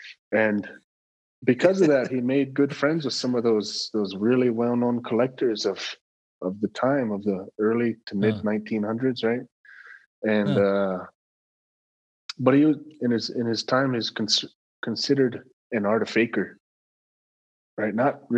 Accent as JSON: {"language": "English", "town": "Lodge Grass", "region": "Montana", "country": "United States", "tie": "born or raised there", "also_born_or_lived": "Billings / Hardin / Phoenix", "said": "I grew up in Lodgegrass. I grew up in Billings, Hardin, Phoenix. Yeah. Graduated high school from Hardin."}